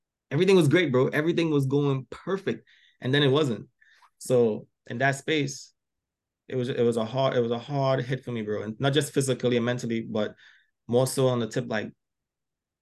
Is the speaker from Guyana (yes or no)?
no; Trinidad & Tobago; also born or lived in Philadelphia, Delaware area; now in Philadelphia area, United States; I came to this country, because I'm from Trinidad originally. I came to this country